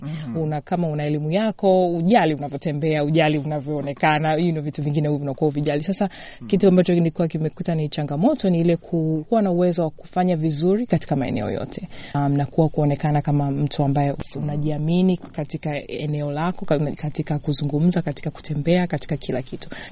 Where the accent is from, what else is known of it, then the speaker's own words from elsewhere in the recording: Tanzania; now in United States; kama Mtanzania